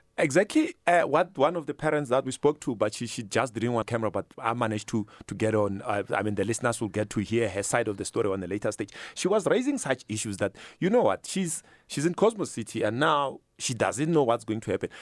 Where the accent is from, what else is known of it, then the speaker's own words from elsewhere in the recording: Limpopo, South Africa; now in Gauteng, South Africa; I'm from Limpopo myself